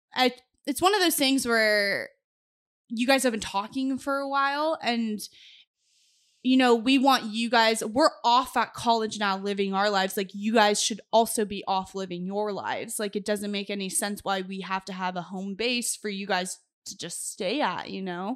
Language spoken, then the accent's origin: English; Los Angeles, California, United States; moved away as an adult; also born or lived in Boise; now in Corpus Christi, United States; I tell them Los Angeles 'cause that's where I'm born and raised